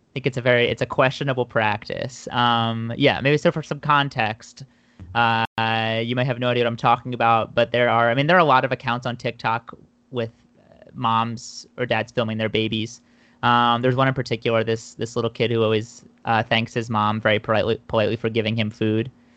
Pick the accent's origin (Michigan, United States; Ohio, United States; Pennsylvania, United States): Pennsylvania, United States; Philadelphia suburbs; moved away as an adult; now in New York City, United States; I'm from the Philadelphia suburbs